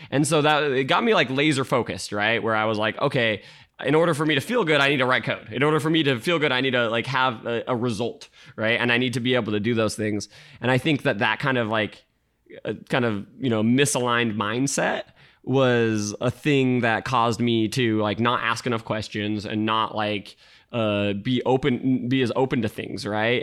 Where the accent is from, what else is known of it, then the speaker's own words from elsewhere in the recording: Utah, United States; moved away as an adult; now in San Francisco Bay Area, United States; I grew up in Utah